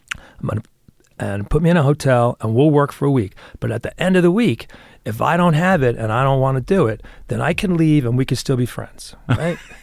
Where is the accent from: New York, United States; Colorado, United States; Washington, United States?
New York, United States; also born or lived in Los Angeles; I was born in New York